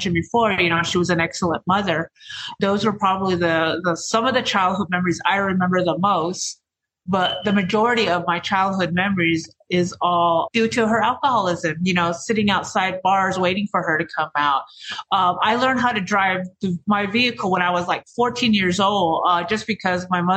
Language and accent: English; Navajo Nation, United States; I'm from the Navajo Reservation